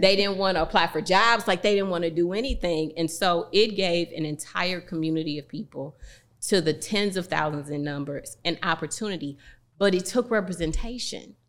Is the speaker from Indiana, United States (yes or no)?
no; East St. Louis, Illinois, United States; my hometown of East Saint Louis